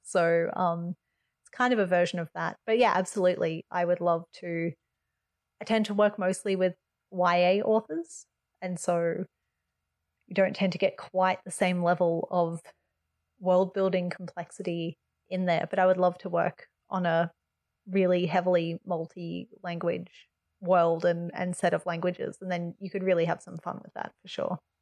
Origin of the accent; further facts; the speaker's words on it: Australia; as an Australian